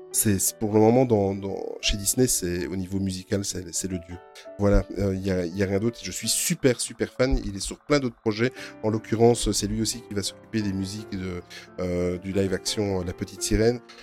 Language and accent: French; Belgium; Nous, en plus, en Belgique, euh, il a fallu qu'on fasse les malins. Il y a trois langues.